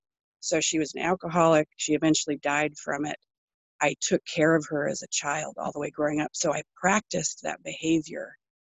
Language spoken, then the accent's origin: English; British Columbia, Canada; also born or lived in Colorado; now in Oregon, United States; I live in Oregon in the United States, and I'm 46. I grew up mostly in British Columbia and also in Colorado, but I traveled quite a bit in my youth. Finally settled down in Oregon about 20 years ago.